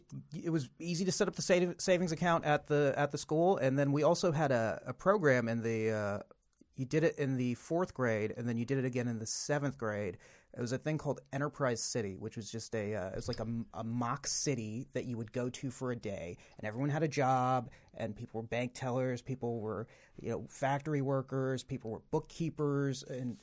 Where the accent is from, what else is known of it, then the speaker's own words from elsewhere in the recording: Dallas, Texas, United States; I grew up in Dallas, Texas my whole life.